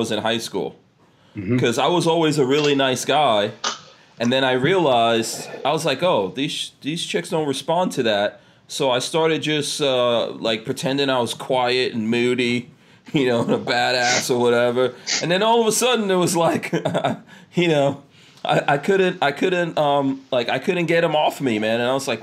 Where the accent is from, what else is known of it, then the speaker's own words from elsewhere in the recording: New York, United States; growing up in New York